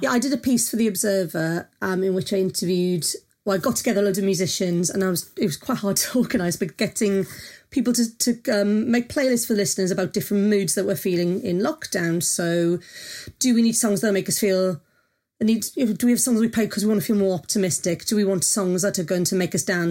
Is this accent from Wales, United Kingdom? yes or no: yes; Wales, United Kingdom; I'm Welsh